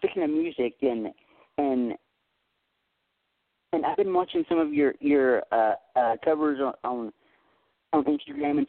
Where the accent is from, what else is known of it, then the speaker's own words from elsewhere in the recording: Tennessee, United States; accent: thick Southern; I was born and raised in Tennessee. I still live here